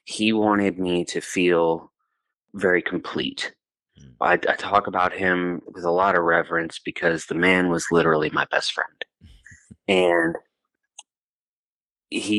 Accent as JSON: {"language": "English", "town": "Houston", "region": "Texas", "country": "United States", "tie": "born or raised there", "also_born_or_lived": "Santiago, Chile", "moved": "yes", "lives_now": "Bowling Green, United States"}